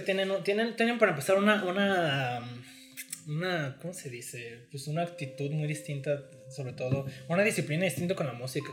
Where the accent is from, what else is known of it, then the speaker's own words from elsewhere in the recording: Mexico; somos de México